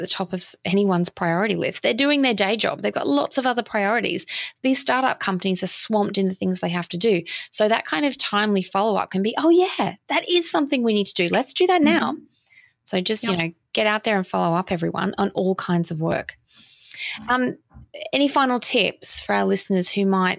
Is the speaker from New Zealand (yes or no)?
no; Australia; accent: Australian; I sound very Australian